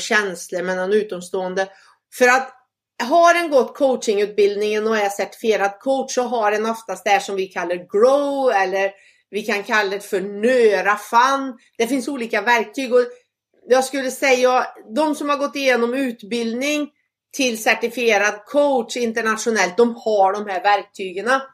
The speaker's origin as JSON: {"language": "Swedish", "country": "Sweden", "moved": "yes", "said": "hemma i Sverige"}